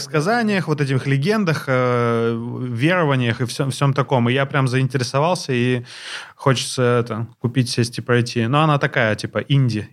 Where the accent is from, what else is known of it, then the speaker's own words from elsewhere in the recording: Blagoveshchensk, Amur Oblast, Russia; moved away as an adult; now in Moscow, Russia; когда я переехал сюда, и там меня мой новый коллега, москвич, спросил, а ты откуда? Я сказал, из Благовещенска